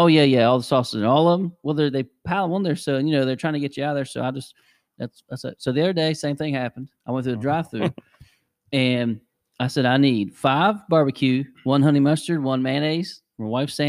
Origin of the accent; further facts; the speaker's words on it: West Virginia, United States; We're from Polka, for God's sakes. There's not anything more West Virginia than that.